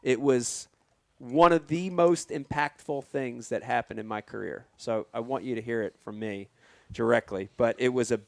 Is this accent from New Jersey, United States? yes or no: yes; New Jersey, United States; I'm from Jersey.